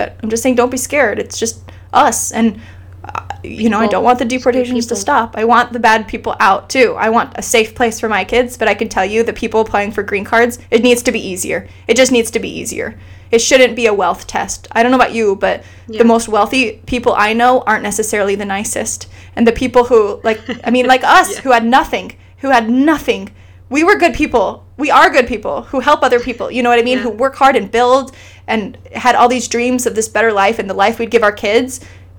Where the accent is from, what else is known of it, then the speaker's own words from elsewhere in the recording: Iceland; moved away; I grew up in Iceland